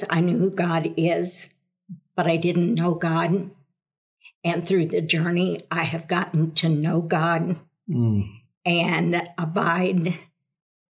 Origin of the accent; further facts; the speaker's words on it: St. Louis, Missouri, United States; moved away as an adult; now in Arkansas, United States; I was born and raised in St. Louis